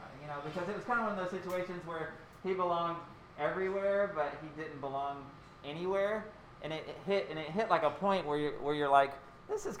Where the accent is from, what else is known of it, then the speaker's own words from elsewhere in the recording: Pilioka, Tennessee, United States; I grew up in Pilioka, Tennessee